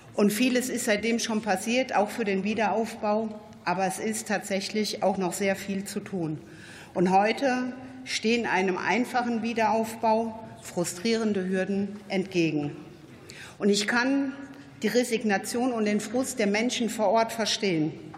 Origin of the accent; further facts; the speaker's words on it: the north of Rhineland-Palatinate, Germany; Ich selbst bin auch aus dem Norden von Rheinland-Pfalz